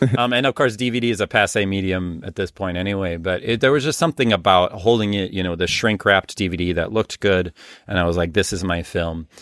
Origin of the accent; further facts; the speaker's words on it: Minneapolis, Minnesota, United States; moved away as an adult; now in Rhinelander, United States; I'm originally from the Minneapolis area